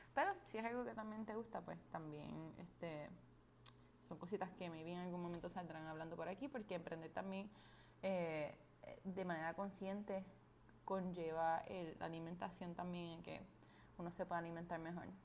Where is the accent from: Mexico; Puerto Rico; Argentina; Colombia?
Puerto Rico; soy puertorriqueña